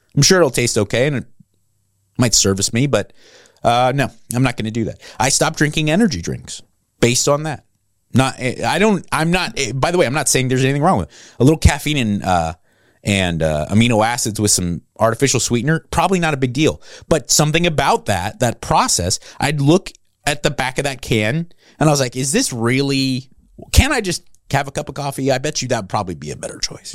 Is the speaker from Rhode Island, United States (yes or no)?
no; Los Angeles County, Southern California, United States; born or raised there; moved away as an adult; also born or lived in New Jersey